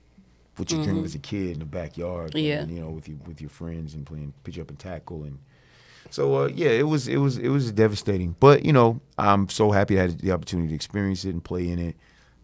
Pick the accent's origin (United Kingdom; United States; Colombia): United States; East Coast; You know, I'm from the East Coast. I like being on the East Coast.